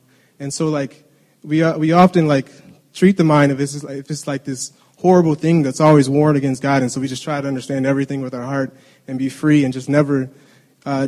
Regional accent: Detroit, Michigan, United States; moved away as an adult; we grew up in Detroit.

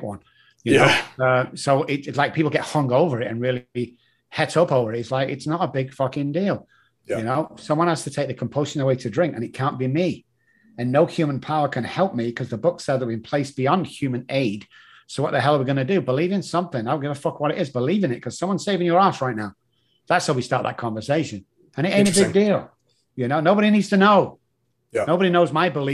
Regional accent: Manchester, North West England, United Kingdom; moved away; I'm the guy from Moss Side in Manchester.

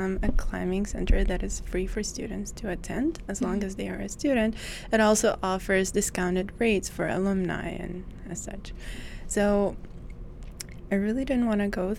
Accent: Lebanon; I come from Lebanon, and a portion of the Lebanese population is Catholic

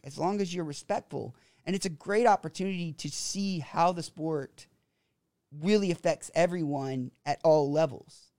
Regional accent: South Louisiana, United States; moved away as an adult; also born or lived in Texas; now in Phuket, Thailand; born in Texas, grew up in South Louisiana

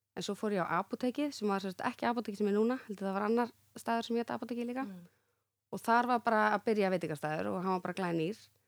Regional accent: Reykjavík, Capital Region, Iceland; also born or lived in Grafarvogur; Ég átti heim í Breiðholtinu

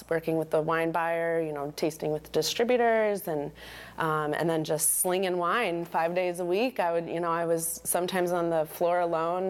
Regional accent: Colorado, United States; moved away; growing up in Colorado

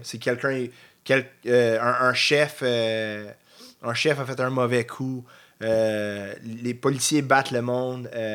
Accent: North Shore, Quebec, Canada; C'était comme retourner chez nous. Je viens de la Rive-Nord.

